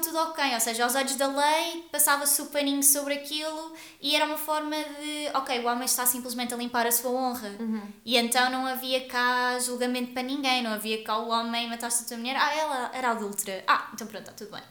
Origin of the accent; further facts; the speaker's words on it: Guarda, Centro, Portugal; eu sou da Guarda